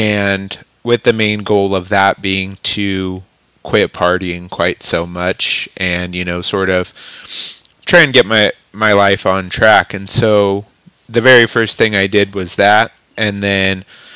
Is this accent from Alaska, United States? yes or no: no; Klamath Falls, Oregon, United States; moved away as an adult; now in Clarkston, United States; I decided to move out of my hometown, So I'd always grown up in Southern Oregon, Klamath Falls, Oregon